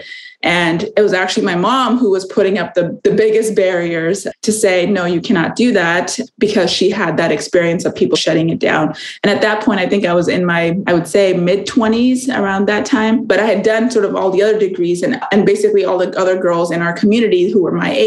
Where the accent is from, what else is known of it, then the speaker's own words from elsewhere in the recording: California, United States; also born or lived in India / Arizona; I was born in India. I grew up in California and Arizona